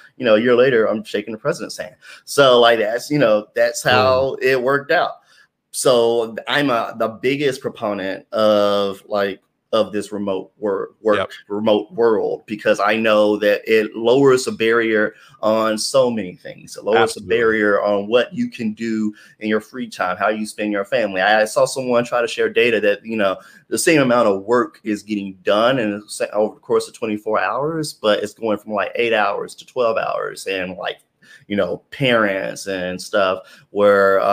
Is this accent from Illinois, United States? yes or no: no; Memphis, Tennessee, United States; moved away as an adult; also born or lived in New York; I was looking around in my hometown